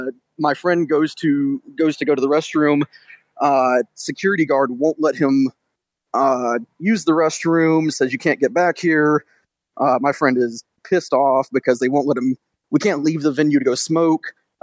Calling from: Detroit, Michigan, United States; This is …. I'm from Detroit.

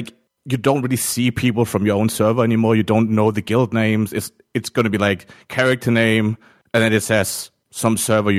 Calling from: Denmark; I'm calling from Denmark.

